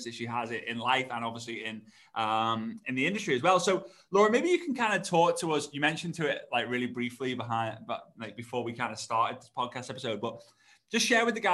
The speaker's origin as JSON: {"language": "English", "country": "United Kingdom", "tie": "born or raised there", "moved": "yes", "said": "I don't live in the UK anymore"}